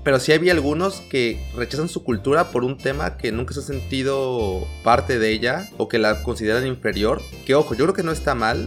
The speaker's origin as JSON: {"language": "Spanish", "country": "Mexico", "first_language": "Spanish", "moved": "as an adult", "lives_now": "Northern Europe", "said": "trato de seguir siendo bien mexicano porque pues son mis raíces"}